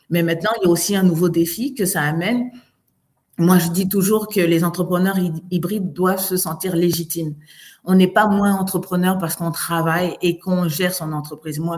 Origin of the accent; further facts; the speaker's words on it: France; now in Canada; Moi, je viens de France. Je me rappelle, c'était trois, c'était trois mois en France.